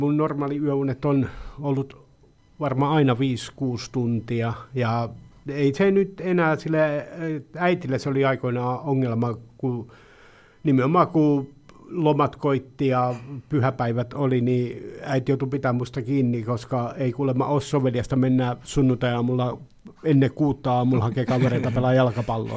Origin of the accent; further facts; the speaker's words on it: Pori, Satakunta, Finland; Sampola on lapsuuden ja nuoruuden maisema